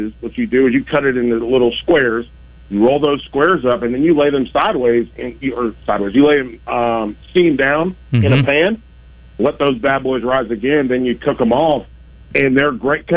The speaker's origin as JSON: {"language": "English", "region": "North Carolina", "country": "United States", "said": "I'm from North Carolina, so we eat chili slaw dog."}